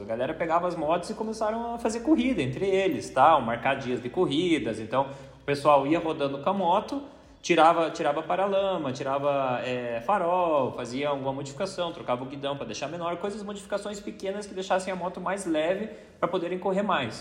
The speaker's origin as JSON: {"language": "Portuguese", "country": "Brazil", "said": "sou do Brasil"}